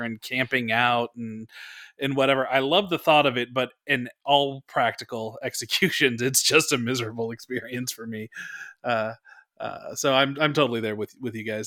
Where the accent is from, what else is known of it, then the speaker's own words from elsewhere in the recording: Bay Area, California, United States; I grew up in the Bay Area